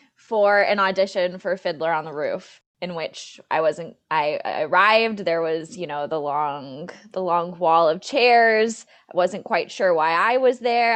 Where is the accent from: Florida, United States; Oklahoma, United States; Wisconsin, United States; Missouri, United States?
Wisconsin, United States; Green Bay; moved away; I am from Green Bay, Wisconsin originally. That's where I grew up